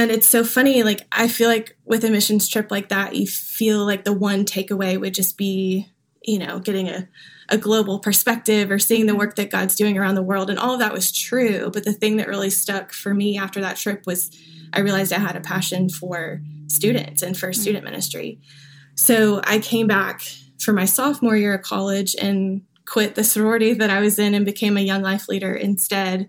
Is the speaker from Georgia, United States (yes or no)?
yes; Augusta, Georgia, United States; now in Nashville, United States; I grew up in Augusta, Georgia